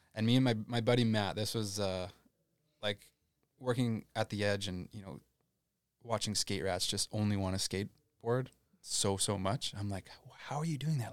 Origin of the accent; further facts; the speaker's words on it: Landmark, Manitoba, Canada; I grew up in Landmark, Manitoba